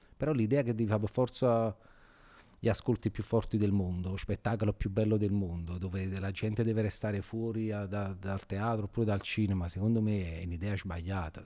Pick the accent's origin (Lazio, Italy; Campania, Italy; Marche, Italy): Campania, Italy; Naples; io non sono, non sono, mai andato via da Napoli